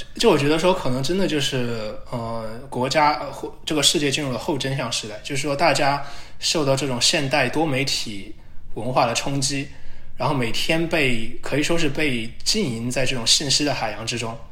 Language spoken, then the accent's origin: Chinese; China; now in United States; 我们中国人